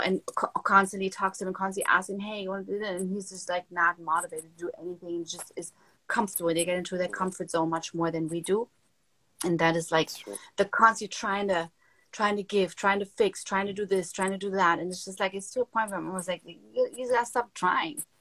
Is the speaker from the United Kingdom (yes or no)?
no; Germany; moved away as an adult; now in Miami, United States; growing up in Germany, I grew up like in a nice household